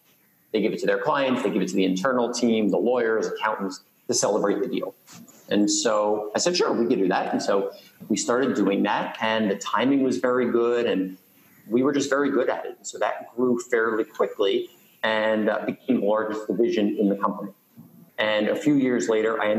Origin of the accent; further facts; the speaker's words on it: New York City, New York, United States; I grew up in Queens